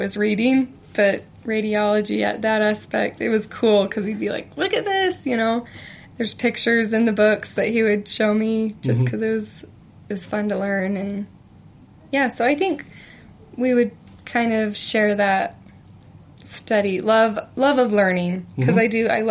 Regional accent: Idaho Falls, Idaho, United States; moved away as an adult; now in Utah, United States; I'm from Idaho

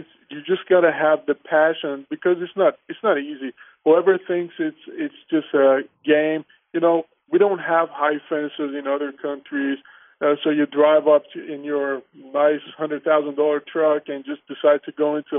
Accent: Armenia; moved away; also born or lived in Iran; I'm an Armenian, and I grew up in Armenia and moved to Iran because my father had some construction projects, and obviously we had to move there.

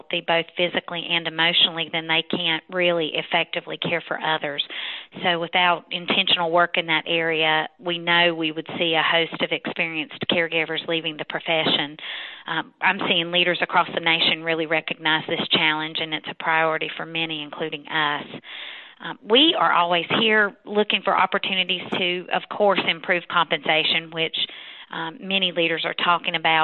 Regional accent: North Carolina, United States; moved away as an adult; also born or lived in Texas; I've been back in my home state of North Carolina for the past 8 years

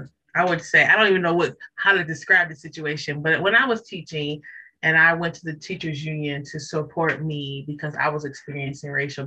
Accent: Detroit, Michigan, United States; I am from Detroit. So my dad is a UAW man.

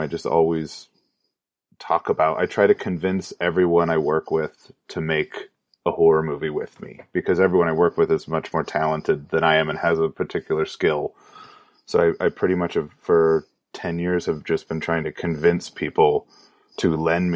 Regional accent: Orange County, California, United States; I grew up in Orange County, California

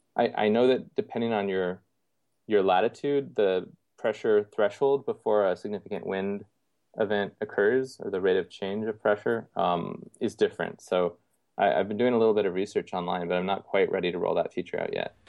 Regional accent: Canada; moved away as an adult; now in Houston, United States; I grew up in Canada

